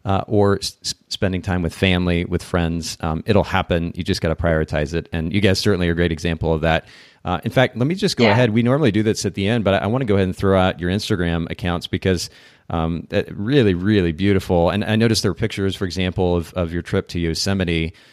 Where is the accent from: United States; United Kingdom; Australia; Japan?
Japan; I grew up in Japan actually. So being in a different country also lent a different perspective